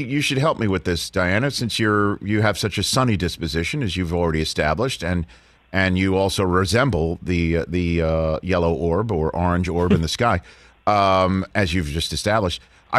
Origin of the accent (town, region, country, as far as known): New York City, New York, United States; born or raised there; now in Manhattan Beach, United States